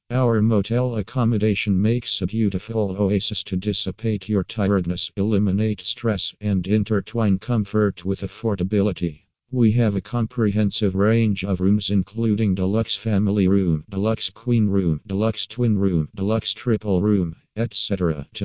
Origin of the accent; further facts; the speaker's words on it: New South Wales, Australia; from New South Wales and Australia.